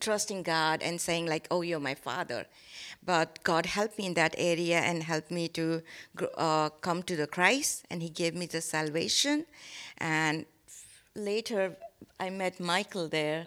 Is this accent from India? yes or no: yes; India; English is a second language; moved away; I born and brought up in India